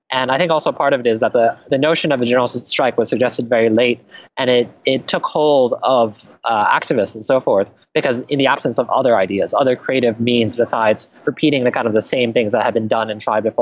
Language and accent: English; Taiwan; For example, myself, uh, where you know I come from Taiwan, and so some of the writing I do does not make China happy.